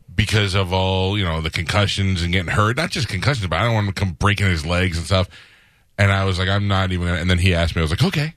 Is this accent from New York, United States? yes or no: yes; New York, United States; now in Tampa, United States; I grew up in New York